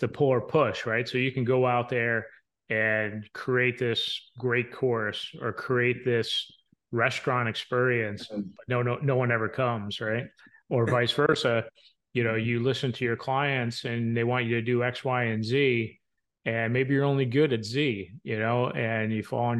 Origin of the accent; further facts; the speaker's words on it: New York, across the Hudson from Manhattan, New Jersey, United States; now in Ohio, United States; I grew up in the New York, New Jersey area, right across the street from the Hudson, from Manhattan